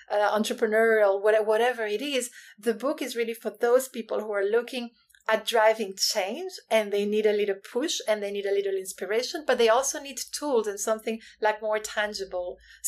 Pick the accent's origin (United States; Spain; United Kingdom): Spain; now in Hong Kong; So I'm originally from Spain, but I've lived in 9 countries and Hong Kong is home right now, and it's been home for the past 16 years.